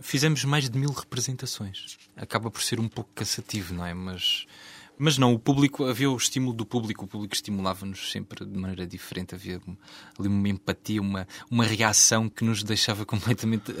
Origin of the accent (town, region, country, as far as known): Beja, Alentejo, Portugal; born or raised there